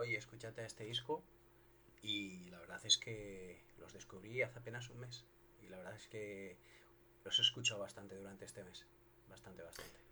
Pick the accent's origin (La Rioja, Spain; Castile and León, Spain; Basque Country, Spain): La Rioja, Spain; no soy gallego, por supuesto, soy de La Rioja